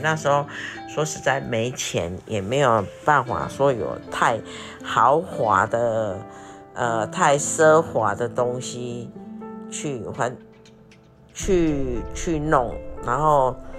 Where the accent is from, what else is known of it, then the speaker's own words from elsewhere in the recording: Taiwan; moved away as an adult; 我们就回台湾